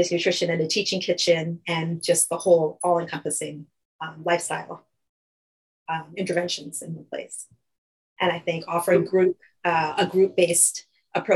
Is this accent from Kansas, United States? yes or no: no; New York, United States; moved away as an adult; also born or lived in Fort Lauderdale, Florida; now in Bennington, United States; I'm initially from New York, actually. As you can tell, I did my training and everything there. I grew up there